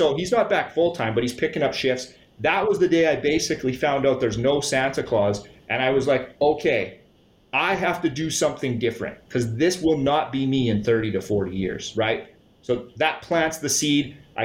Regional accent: Saskatchewan, Canada; I grew up born and raised here in Saskatchewan

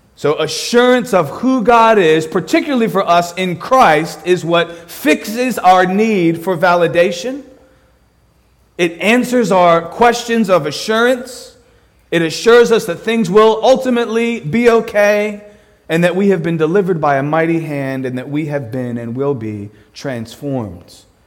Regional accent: Philadelphia, Pennsylvania, United States; I am from Philadelphia

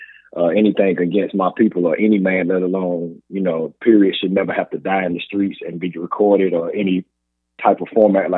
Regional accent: South Carolina, United States; In my town, you know, I grew up in Paisley, South Carolina

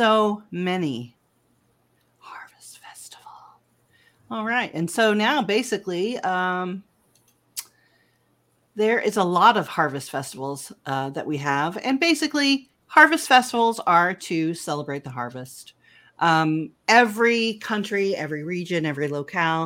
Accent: United States; I'm so American

